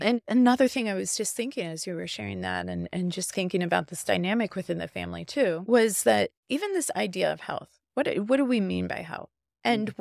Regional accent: Midwest, United States; moved away as an adult; also born or lived in Los Angeles; I grew up though in the Midwest. I grew up in the Bible Belt

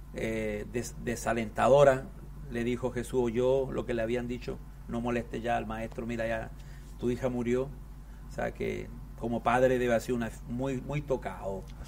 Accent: Chile; yo soy andino de Chile

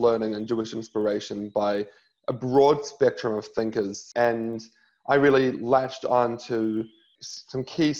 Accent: New Zealand; now in Australia; I grew up in New Zealand

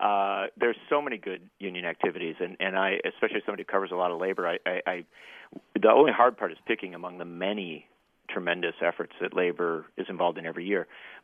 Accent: Wisconsin, United States; they had a strike in Wisconsin, my home state

